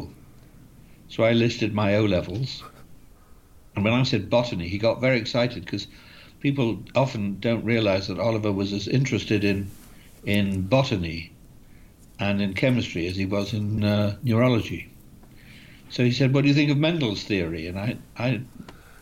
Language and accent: English; Bath, South West England, United Kingdom; I grew up in Bath